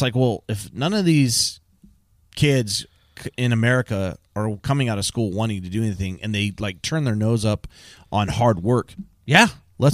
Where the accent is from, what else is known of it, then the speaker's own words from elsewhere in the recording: California, United States; because I grew up in Southern California, and I got into the trades right out of high school.